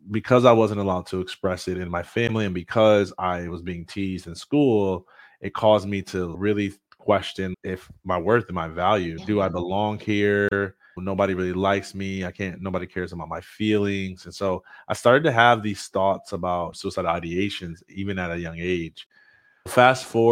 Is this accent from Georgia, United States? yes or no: no; Jackson, Michigan, United States; I'm from Jackson, Michigan, and I was in accelerated learning classes growing up